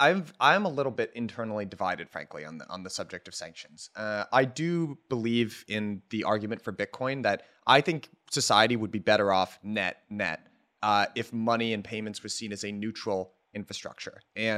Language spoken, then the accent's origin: English; United States; I'm 20 years old. I'm an American.